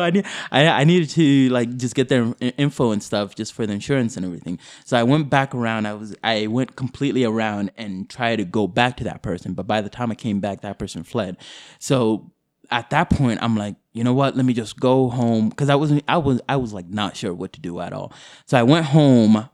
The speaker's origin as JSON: {"language": "English", "town": "Boise", "region": "Idaho", "country": "United States", "tie": "born or raised there", "also_born_or_lived": "Kakuma, Kenya", "said": "I grew up in Boise"}